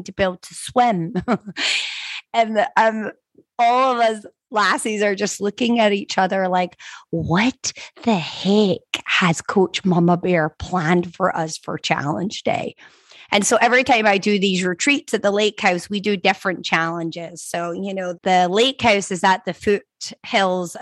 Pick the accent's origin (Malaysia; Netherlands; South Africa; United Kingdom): United Kingdom; Scotland; now in Florida, United States; I'm from Scotland. We don't learn to swim until we're like 15 years old, okay? Whereas now that I live in Florida